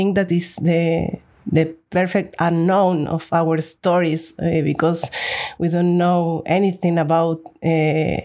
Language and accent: English; Argentina; now in Barcelona, Spain; I live in Barcelona, Spain. I'm originally from Argentina.